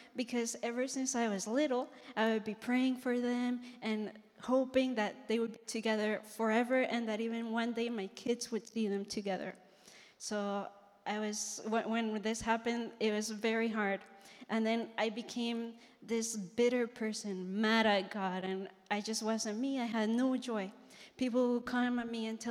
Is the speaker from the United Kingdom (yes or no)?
no; Colombia; moved away; I'm from Colombia.